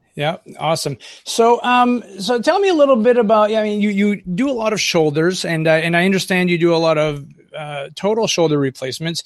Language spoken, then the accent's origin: English; northern Maine, United States; accent: Franco-American; I live on the Canadian border up here in northern Maine, we're pretty secluded